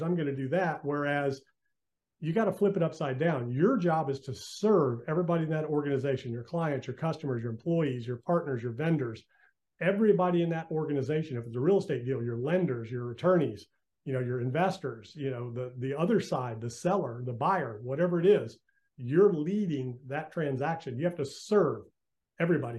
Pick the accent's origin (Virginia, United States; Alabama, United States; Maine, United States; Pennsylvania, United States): Virginia, United States; Virginia Beach; moved away as an adult; also born or lived in Western North Carolina / Outer Banks, North Carolina; I'm from Virginia Beach